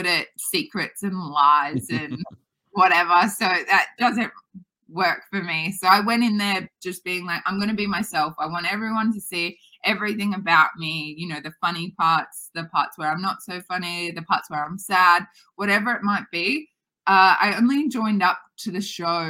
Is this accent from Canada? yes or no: no; Australia; we know it here in Australia